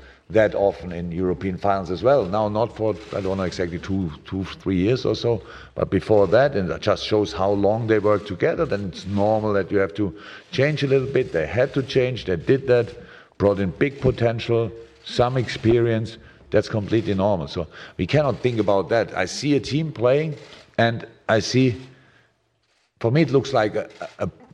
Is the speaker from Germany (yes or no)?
yes; Germany; moved away; I'm from Germany